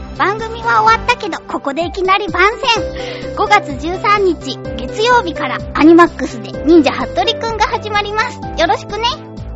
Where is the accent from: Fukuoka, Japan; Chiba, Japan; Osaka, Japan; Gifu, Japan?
Fukuoka, Japan; now in Tokyo, Japan; 私地元福岡